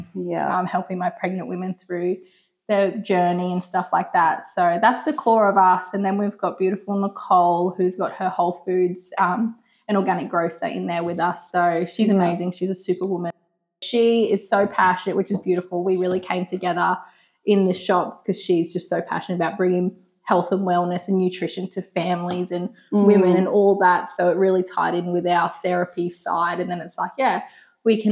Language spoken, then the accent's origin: English; Delaneys Creek, Queensland, Australia; now in Woodford, Australia; I grew up in Delaney's Creek with my parents there. So nice. Always been local.